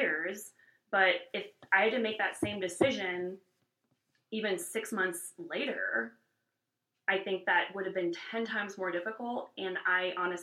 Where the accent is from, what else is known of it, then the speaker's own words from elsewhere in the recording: California, United States; now in Wyoming, United States; I'm from California, so, and from a very progressive area of the country